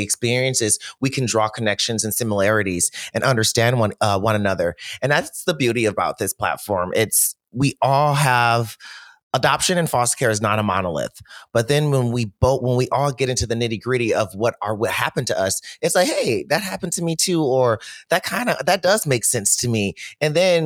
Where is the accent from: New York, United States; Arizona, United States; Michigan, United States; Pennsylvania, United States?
Michigan, United States; Detroit; I'm from Detroit. So we shop at Stacey Adams.